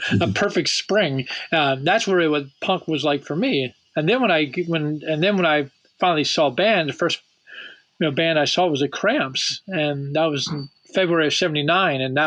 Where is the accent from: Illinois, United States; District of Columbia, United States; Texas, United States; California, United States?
District of Columbia, United States; Washington; as a young child, growing up in Washington, D.C.